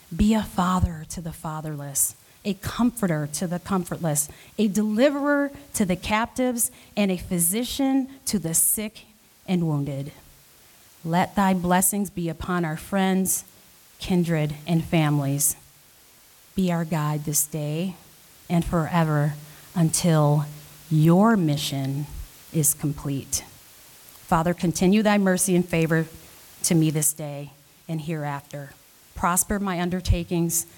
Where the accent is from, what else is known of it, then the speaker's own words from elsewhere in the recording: Minnesota, United States; also born or lived in Rochester, New York; I'm not native to Minnesota. I moved there in 1987 as a child